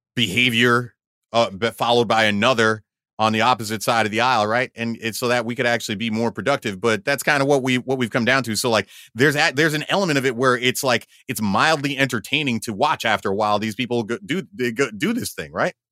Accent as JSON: {"language": "English", "country": "United States", "said": "I'm an American"}